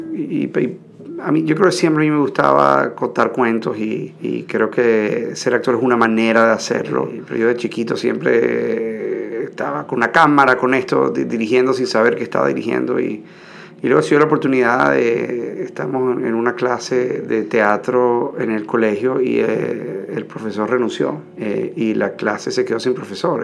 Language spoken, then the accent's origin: Spanish; Venezuela; moved away as an adult; also born or lived in New York; yo después volví a Venezuela, hice una compañía de teatro, tuve 10 años eh, dirigiéndola, luego tuve problemas políticos, me tuve que ir del país